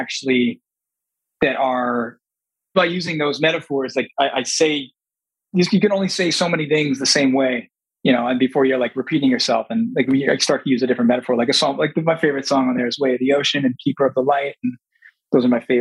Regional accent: Long Island, New York, United States; now in the desert (unspecified), United States; born and raised on Long Island.

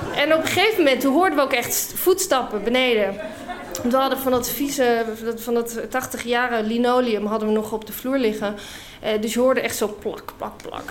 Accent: United Kingdom; also born or lived in Scotland / Utrecht, Netherlands; now in Netherlands; ik ben Brits

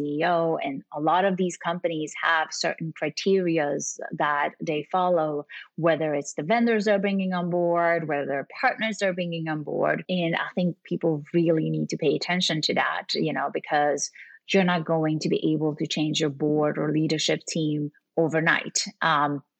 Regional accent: Sweden; I'm actually from Sweden.

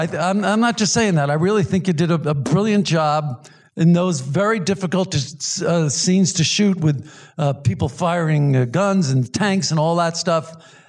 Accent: New York City, New York, United States; Well, you know, I'm from Brooklyn.

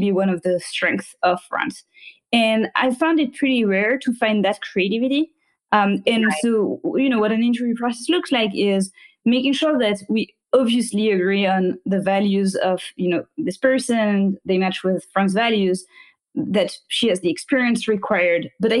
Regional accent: France; moved away; I was raised in France

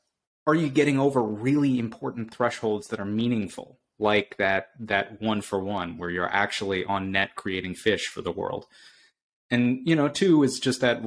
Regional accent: Boston, Massachusetts, United States; I'm from Boston, so I'm very partial to the city

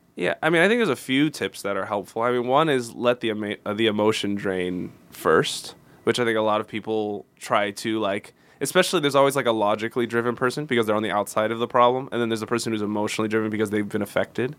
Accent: Houston, Texas, United States; moved away; I was only a couple hours from my hometown in Houston

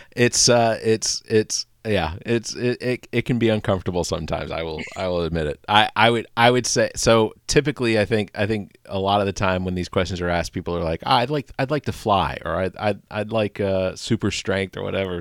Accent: Atlanta, Georgia, United States; now in West Columbia, United States; growing up in Atlanta, taking eighty-five out of Atlanta north

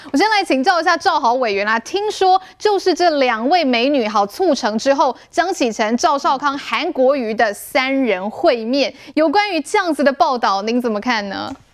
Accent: Taiwan; 我们台湾人

